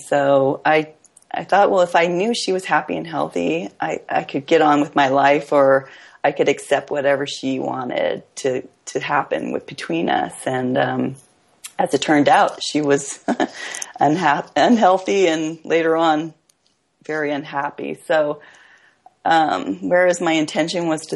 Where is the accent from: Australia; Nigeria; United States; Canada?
United States; Hawaii; I grew up in Hawaii, where the idea of family was big